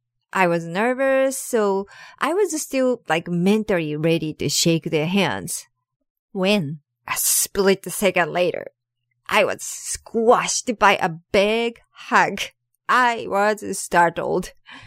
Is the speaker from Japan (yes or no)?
yes; Japan; moved away as an adult; now in United States; at school in Japan. But I have to think about this because it's been long 25 years since I moved to the US